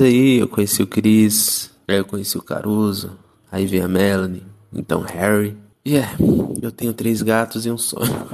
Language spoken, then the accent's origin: Portuguese; Sumaré, São Paulo, Brazil; also born or lived in Campinas; Eu sou da cidade de Sumaré, interior de São Paulo. É uma cidade bem pequena, conhecida como Cidade das Orquídeas, fica pertinho de Campinas, que é onde eu nasci.